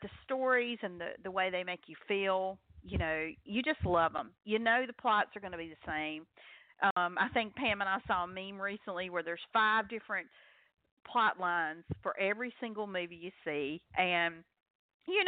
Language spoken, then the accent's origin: English; North Carolina, United States; accent: Southern